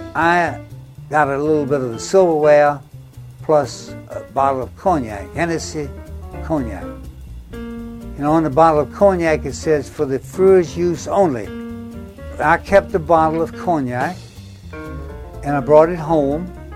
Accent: Norfolk, Virginia, United States; I was born in Norfolk, Virginia, June 13, 1922

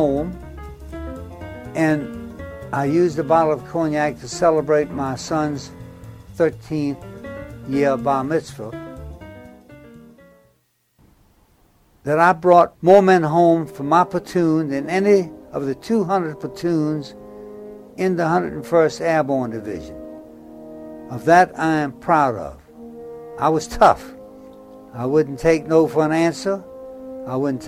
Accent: Norfolk, Virginia, United States; I was born in Norfolk, Virginia, June the 13th

